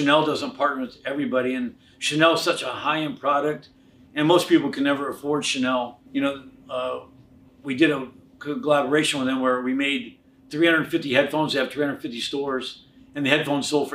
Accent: Anaheim, California, United States; I grew up in Anaheim

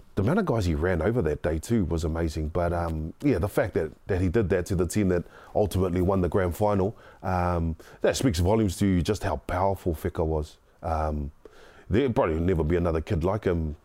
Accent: Auckland, New Zealand; I grew up in South Auckland, the son of a widow

